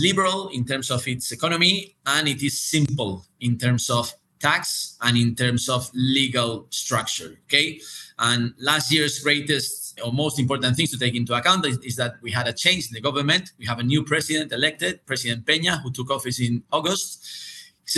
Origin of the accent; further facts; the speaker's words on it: Spain; I'm from Spain